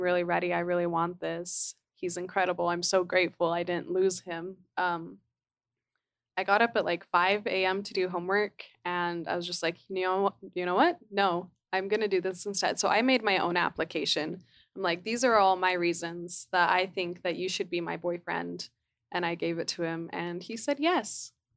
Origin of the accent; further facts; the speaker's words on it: Utah, United States; growing up in Utah